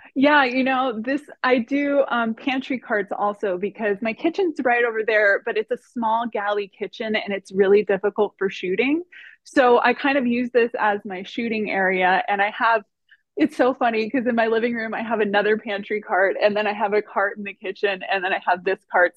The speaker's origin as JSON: {"language": "English", "town": "Miami", "region": "Florida", "country": "United States", "tie": "born or raised there", "moved": "yes", "lives_now": "Northern California, United States", "said": "I've been living in Northern California for 13 years, I was born and raised in Miami, Florida"}